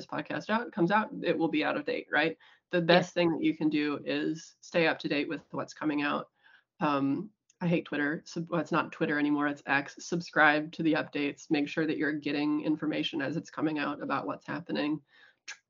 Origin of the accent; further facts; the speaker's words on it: United States; moved away as an adult; now in New Zealand; I'm American. Moved here right after I graduated